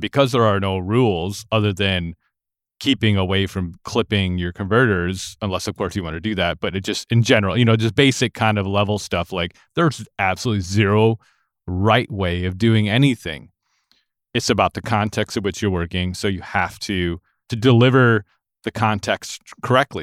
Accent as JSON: {"language": "English", "town": "Lansing", "region": "Michigan", "country": "United States", "tie": "born or raised there", "moved": "as an adult", "lives_now": "Nashville, United States", "said": "I grew up in Lansing, Michigan, which is the capital city of the state of Michigan"}